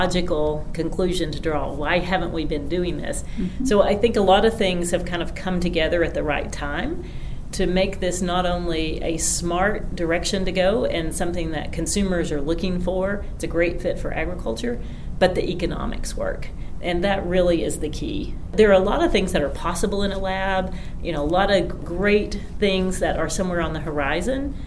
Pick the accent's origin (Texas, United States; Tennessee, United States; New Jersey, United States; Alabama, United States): Tennessee, United States; Greenback; I grew up in Greenback, Tennessee, which is, you know, within just a couple of miles of where we sit here in Von Ohr.